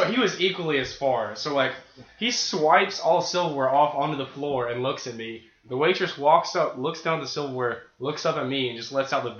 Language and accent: English; Kentucky, United States; moved away; I'm from Kentucky